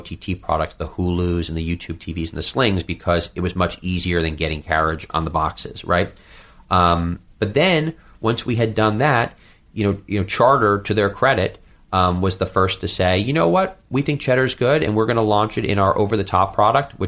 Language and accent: English; New York City, New York, United States; I'm a New Yorker